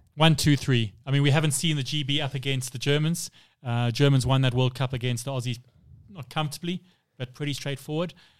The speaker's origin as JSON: {"language": "English", "country": "South Africa", "said": "being a South African"}